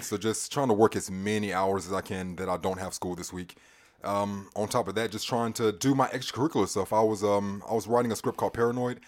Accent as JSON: {"language": "English", "town": "Charlotte", "region": "North Carolina", "country": "United States", "tie": "born or raised there", "also_born_or_lived": "California", "said": "I was born in Charlotte Presbyterian Hospital up the road"}